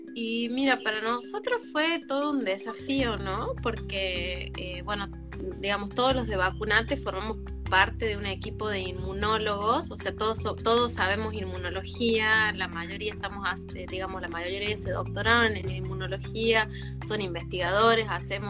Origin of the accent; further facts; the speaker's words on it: La Rioja, Argentina; moved away; also born or lived in Córdoba; en realidad estudié en, Córdoba, pero yo soy de La Rioja, de Chile